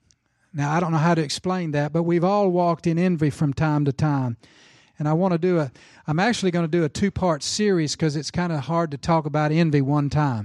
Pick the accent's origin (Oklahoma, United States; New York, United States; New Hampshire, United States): Oklahoma, United States; Tulsa; You know, I grew up in Tulsa, Oklahoma, as a young boy.